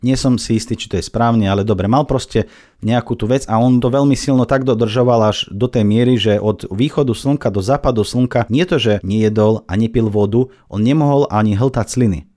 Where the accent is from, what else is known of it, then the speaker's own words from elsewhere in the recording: Minsk, Belarus; first language Russian; Slovak is a second language; now in Slovakia; ja ruštinou vládam, vlastne to je môj materinský jazyk. Ja som sa narodil v Bielorusku, v Minsku